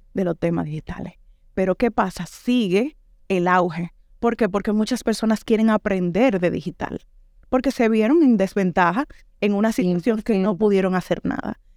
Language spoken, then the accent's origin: Spanish; Dominican Republic; moved away as an adult; now in Granada, Spain; ya yo tengo dos años fuera de República Dominicana